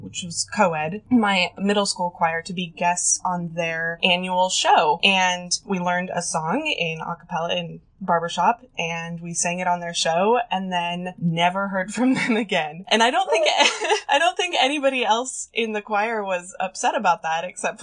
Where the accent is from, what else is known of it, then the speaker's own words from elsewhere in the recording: North Idaho, United States; moved away as an adult; now in Olympia, United States; I grew up in North Idaho, and then I moved over to Olympia to go to college in 2008 and never left